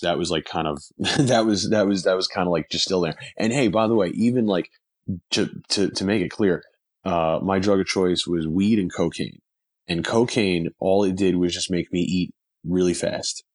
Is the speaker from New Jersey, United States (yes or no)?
yes; New Jersey, United States; moved away as an adult; now in Los Angeles, United States; I'm originally from New Jersey. Um, now I live, now, now I live in Los Angeles.